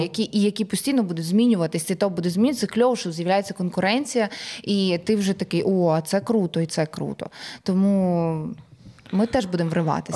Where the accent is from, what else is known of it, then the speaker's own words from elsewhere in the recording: Ukraine; ми з України, ми артисти